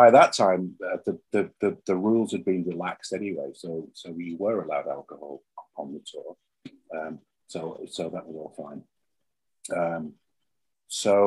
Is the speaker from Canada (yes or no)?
no; England, United Kingdom; me being English